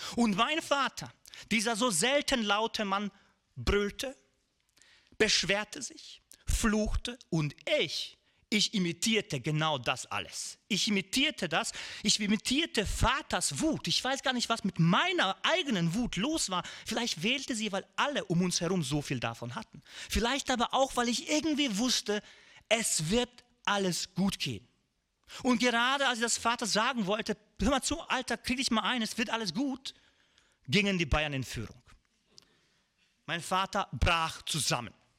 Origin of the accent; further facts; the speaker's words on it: Višegrad, Republika Srpska, Bosnia & Herzegovina; bei uns in Visegrad